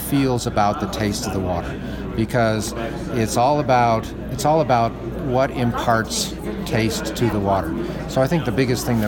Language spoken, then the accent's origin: English; Chicago, Illinois, United States; now in Colorado, United States; I grew up in Chicago and my father and grandfather both drank Hams, I heard that as a kid